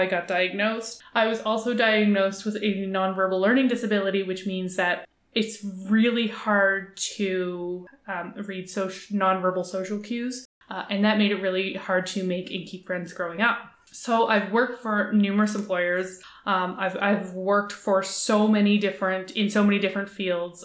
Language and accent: English; Halifax, Nova Scotia, Canada; I grew up in Halifax, Nova Scotia, Canada